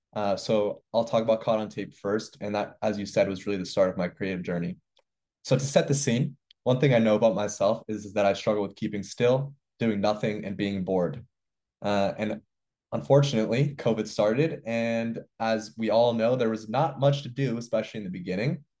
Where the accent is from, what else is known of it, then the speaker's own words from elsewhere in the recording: New York City, New York, United States; also born or lived in Montreal, Canada; I grew up in New York City. I went to school in the Bronx.